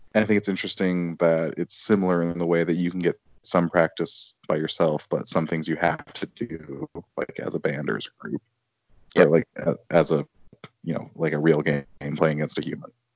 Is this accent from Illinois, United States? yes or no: yes; Chicago, Illinois, United States; moved away; being a Chicagoan who lives elsewhere